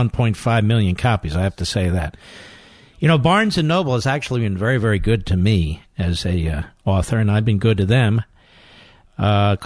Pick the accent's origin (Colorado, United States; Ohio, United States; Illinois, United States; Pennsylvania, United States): Pennsylvania, United States; Philadelphia; I'm from Philadelphia.